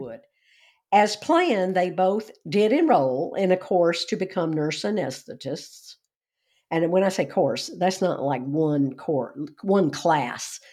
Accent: Georgia, United States; when I was growing up in Georgia.

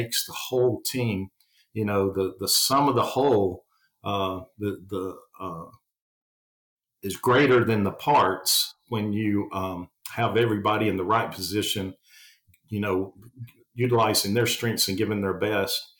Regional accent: the South, United States; accent: Southern; being from the South, if people can't tell from my accent

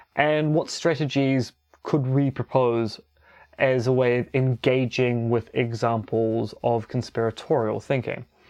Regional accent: New Zealand; also born or lived in Romania; being a New Zealander

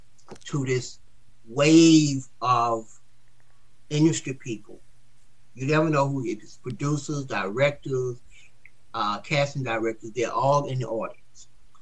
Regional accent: the South, United States; And I'm from the South. And I'm, you know, being from the South, when somebody would go to lunch, I'm supposed to take care of it.

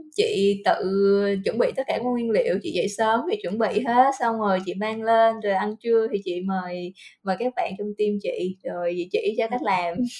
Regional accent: Vietnam; moved away as an adult; now in Singapore; mình là người Việt Nam

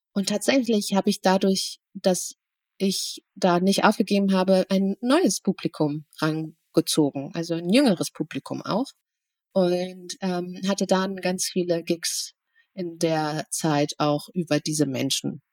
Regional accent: Germany; Ich bin zwar hier in Deutschland geboren

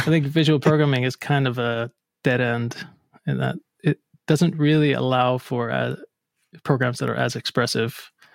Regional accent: Akureyri, Northeastern Region, Iceland; moved away as an adult; also born or lived in Reykjavik, Iceland; now in Boston, United States; I'm originally from Akureyri, Iceland

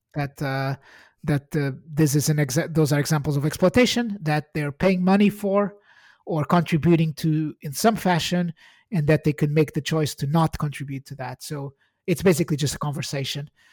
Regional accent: Portugal; moved away as an adult; now in United Kingdom; I'm Portuguese. I, I was born in Portugal and I came to the U K in two thousand and six

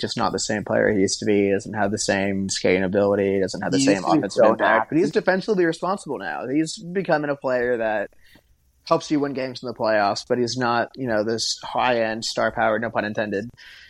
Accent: Kansas City, United States; I grew up in the Kansas City area.

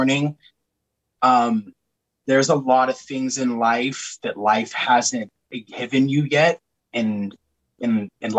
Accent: Oxnard, California, United States; I hail from Oxnard, California

